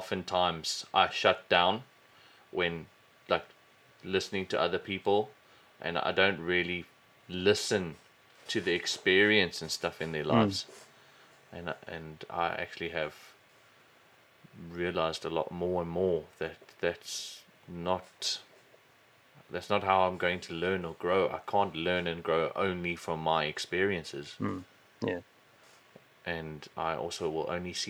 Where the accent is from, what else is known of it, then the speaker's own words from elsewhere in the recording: South Africa; we were growing up in South Africa